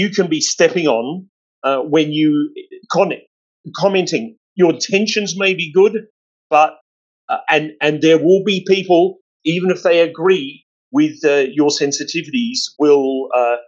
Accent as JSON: {"language": "English", "country": "Australia", "said": "I'm Australian"}